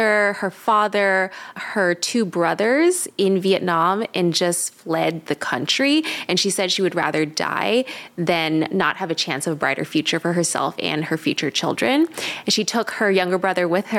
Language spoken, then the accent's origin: English; Los Angeles, California, United States; also born or lived in Bay Area, California; I grew up in Southern California in Woodland Hills